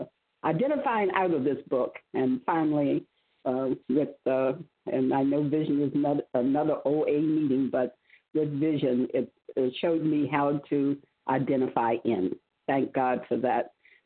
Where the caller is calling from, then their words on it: Virginia, United States; From Virginia.